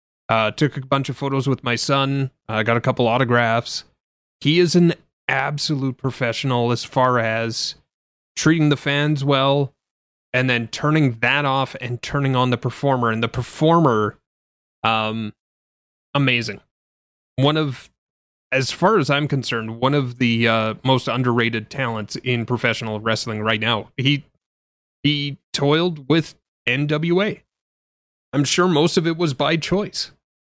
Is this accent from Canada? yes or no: yes; Canada; Sorry, the 5 kilograms, because I'm Canadian, eh?